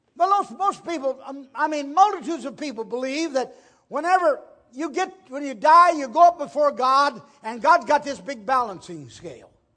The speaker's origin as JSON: {"language": "English", "region": "Ohio", "country": "United States", "tie": "born or raised there", "said": "in a farmhouse on the Maplewood-Chihuahua Road in Ohio."}